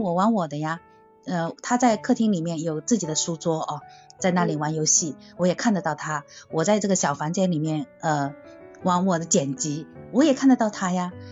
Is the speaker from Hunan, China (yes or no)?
no; Zhejiang, China; 因为我是嗯。南方人，我是浙江的